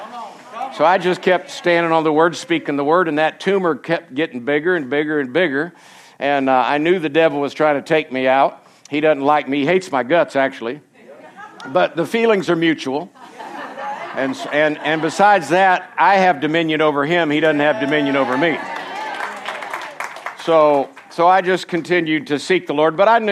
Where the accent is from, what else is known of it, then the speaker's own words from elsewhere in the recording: Florida, United States; moved away as an adult; also born or lived in Colorado; I was born and raised in Florida, lived there for 27 years